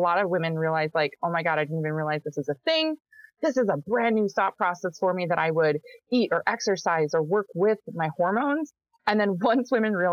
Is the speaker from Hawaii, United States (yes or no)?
no; Minnesota, United States; I'm from Minnesota. I grew up here.